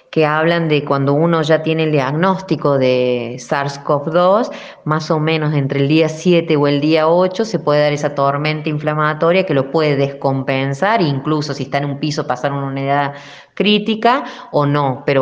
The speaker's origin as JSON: {"language": "Spanish", "country": "Argentina"}